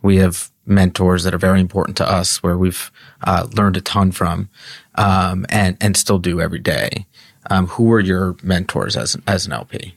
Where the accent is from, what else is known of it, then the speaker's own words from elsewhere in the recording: New York, United States; I grew up in Cobble Hill